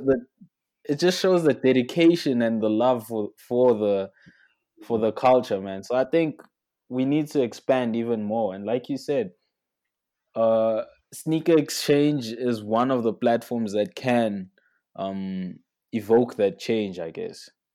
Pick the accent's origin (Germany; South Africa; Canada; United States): South Africa; as a South African kid